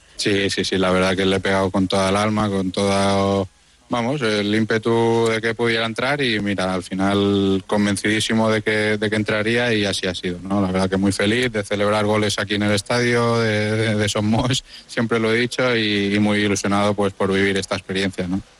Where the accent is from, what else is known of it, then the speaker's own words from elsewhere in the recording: Mallorca, Balearic Islands, Spain; siendo mallorquín de la casa